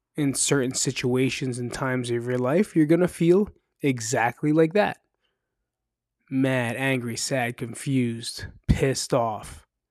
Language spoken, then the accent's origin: English; New Jersey, United States; moved away as an adult; now in Las Vegas, United States; I'm from New Jersey